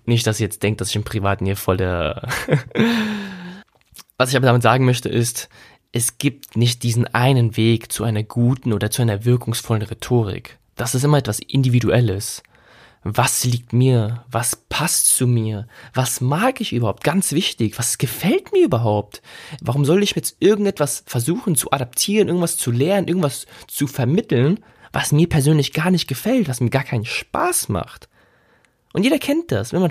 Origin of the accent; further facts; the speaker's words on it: Germany; first language German; ich meine, ich bin Muttersprachler Deutsch, also ich bin in Deutschland aufgewachsen und geboren, und bin mit der Sprache aufgewachsen